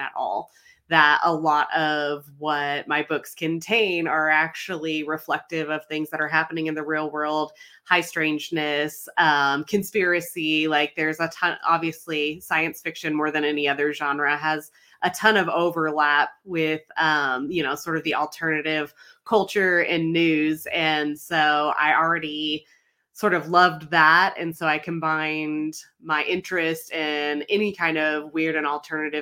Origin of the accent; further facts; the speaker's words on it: Arizona, United States; I'm born and raised in Arizona